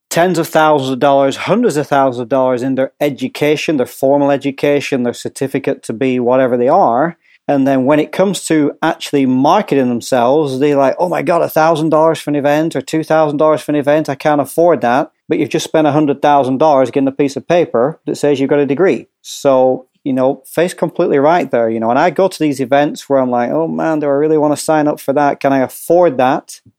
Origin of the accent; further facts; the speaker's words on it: Hoboken, New Jersey, United States; accent: pseudo Scottish Northern English; I'm actually from Hoboken, New Jersey, but I just have this pseudo Scottish Northern English accent